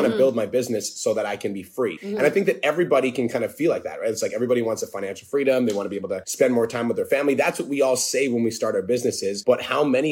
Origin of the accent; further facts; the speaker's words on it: Canada; I'm from Canada.